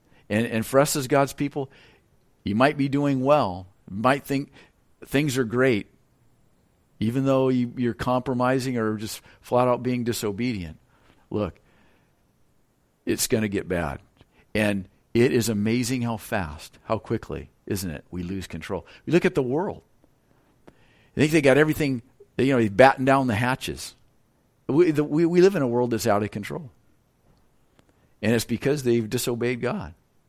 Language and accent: English; Lompoc, California, United States; And where I'm from California, those northeast winds are cold and they're strong. And that's kind of the predominant wind in Lompoc.